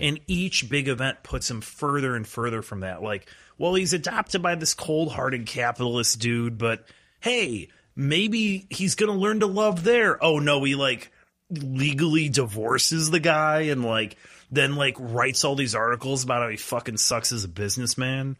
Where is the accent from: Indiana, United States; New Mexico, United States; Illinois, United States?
Illinois, United States; Cary; I grew up in Cary, so I shouldn't really, it was like ninety-seven percent white